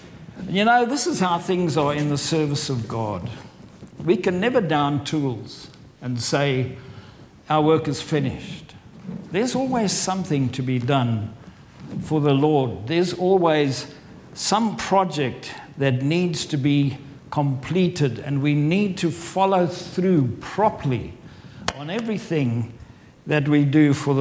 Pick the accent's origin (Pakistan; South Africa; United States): South Africa; moved away as an adult; also born or lived in Farnham, England; now in England; I'm from South Africa, but I've lived in England for over 23 years